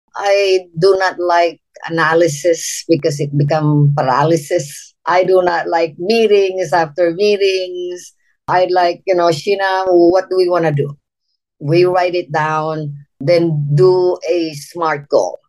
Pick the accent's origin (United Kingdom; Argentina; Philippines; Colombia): Philippines; moved away as an adult; now in United States; I'm from the Philippines, born and raised. I came to the United States when I was uh, 19 years old.